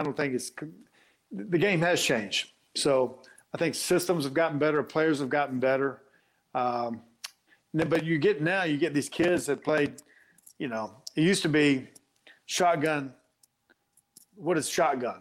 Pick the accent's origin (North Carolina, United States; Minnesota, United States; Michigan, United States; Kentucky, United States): North Carolina, United States; Black Mountain; I grew up in Black Mountain, North Carolina, small town, and near Asheville, North Carolina